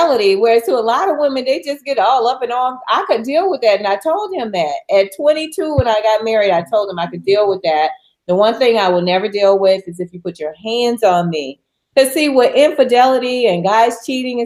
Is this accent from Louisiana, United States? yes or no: yes; New Orleans, Louisiana, United States; my hometown in New Orleans